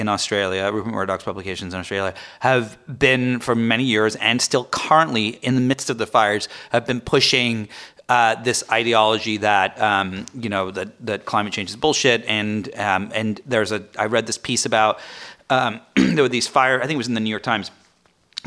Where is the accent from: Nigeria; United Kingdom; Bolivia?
United Kingdom; England; moved away; I'm from England.